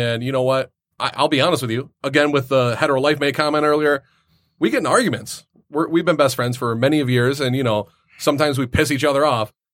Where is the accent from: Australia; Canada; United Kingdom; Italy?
Canada; accent: Canadian; moved away; I pronounce things as a Canadian